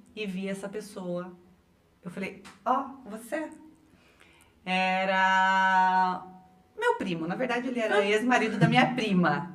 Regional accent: interior of São Paulo, Brazil; moved away; also born or lived in Maringá; Eu venho de uma cidade do interior de São Paulo, uma mini cidade

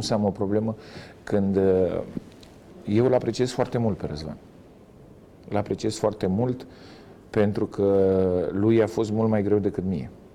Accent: Romania; moved away as an adult; also born or lived in China; noi românii

